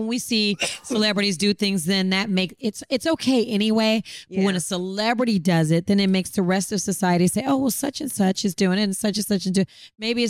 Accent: the South, United States; I'm a Southerner.

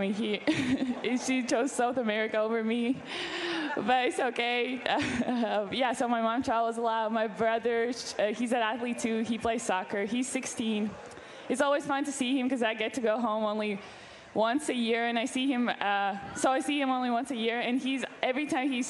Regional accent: Latvia; moved away as an adult; now in United States; I'm from Latvia, which is a small country in Northern Europe

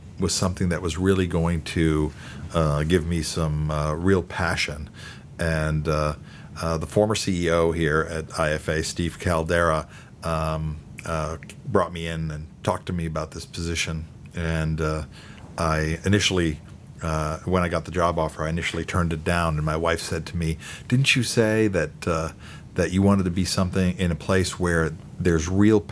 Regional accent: Germany; moved away as an adult; now in United States; I grew up in Germany until I was 19 years old before I came to the United States.

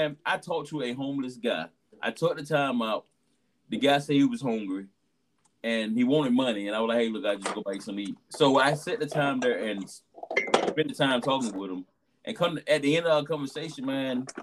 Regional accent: Georgia, United States; I'm from Georgia

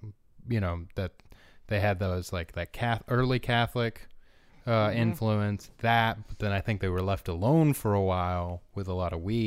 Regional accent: Paraguaná Peninsula, Falcón, Venezuela; moved away; where I grew up in Venezuela was a peninsula, La Península de Paraguaná, en el Estado Falcón

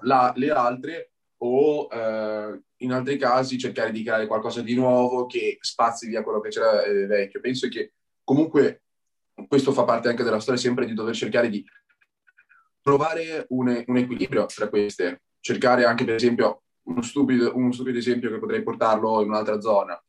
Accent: Bologna, Emilia-Romagna, Italy; accent: Bolognese; first language Italian; also born or lived in Ferrara; now in Grosseto, Italy; sono emiliano, dopo si sente il mio accento bolognese, però ho vissuto anche a Ferrara

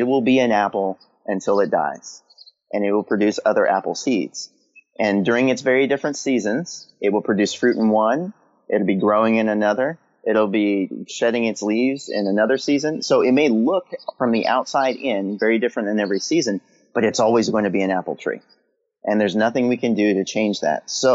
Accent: California, United States; now in Maryland, United States; I'm on the East Coast in Maryland. And for the first time in my life, I live in four seasons because I grew up in California

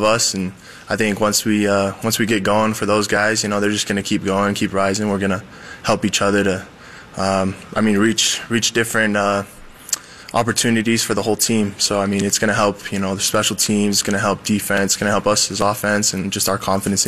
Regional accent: Southern Utah, United States; now in Provo, United States; That's my hometown right there

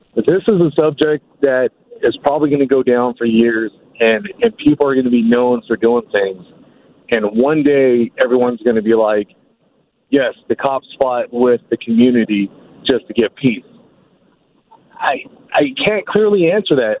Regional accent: Daly City, California, United States; I grew up in the Bay Area. I, I've listened to the Dog Show. I grew up in Daly City

